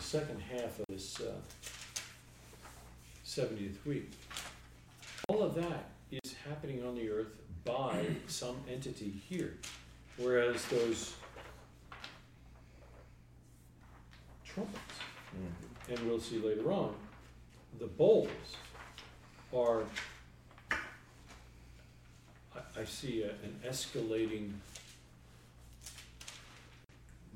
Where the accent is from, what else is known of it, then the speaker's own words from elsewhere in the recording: New York, United States; I'm from New York.